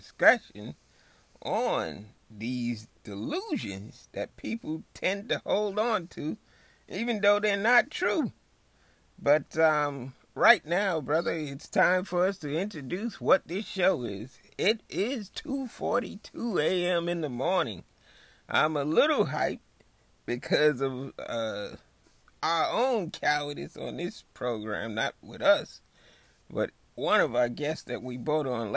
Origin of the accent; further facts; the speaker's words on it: New York, United States; I am from New York